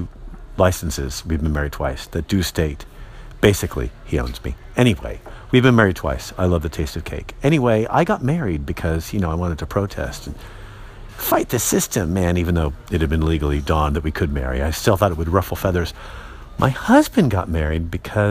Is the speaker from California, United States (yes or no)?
yes; San Francisco, California, United States; I'm from San Francisco